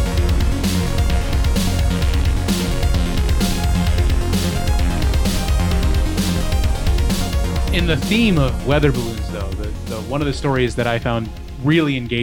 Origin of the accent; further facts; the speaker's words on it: United States; as an American